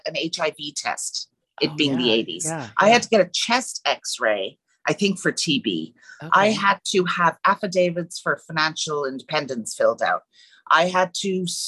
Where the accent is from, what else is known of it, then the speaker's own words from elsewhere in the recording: Wexford, Leinster, Ireland; moved away as an adult; also born or lived in Dublin / San Francisco; now in California, United States; I was born and raised in Ireland in a town called Wexford